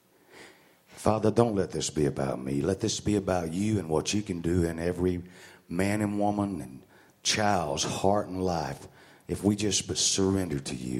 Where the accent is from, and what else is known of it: Mississippi, United States; born or raised there; also born or lived in Mobile, Alabama